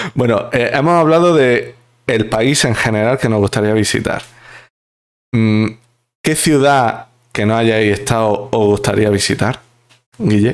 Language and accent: Spanish; Spain; los españoles tenemos que ser un poco conscientes de nuestro pasado